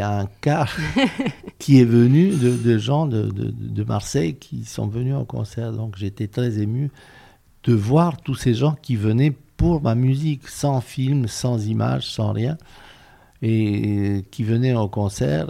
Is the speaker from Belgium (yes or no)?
no; Romania; moved away as an adult; also born or lived in France; je suis né en Roumanie, que j'ai vécu là toute ma jeunesse